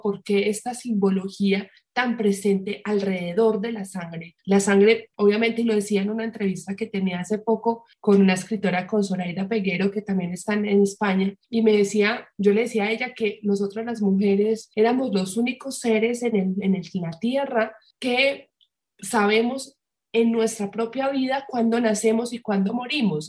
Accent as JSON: {"language": "Spanish", "town": "Medellín", "region": "Antioquia", "country": "Colombia", "moved": "yes", "said": "yo soy de Medellín"}